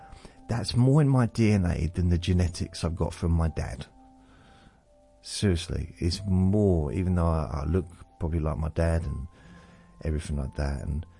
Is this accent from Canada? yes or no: no; Newcastle, North East England, United Kingdom; accent: Geordie; moved away; also born or lived in Southend; proper Geordie accent, so I was an official Geordie, even though I wasn't born there, but that was my first accent. And then I moved to Southend, which is in Essex, so southeast of the country. It's not far from London, really. And I think I still had a Newcastle accent even then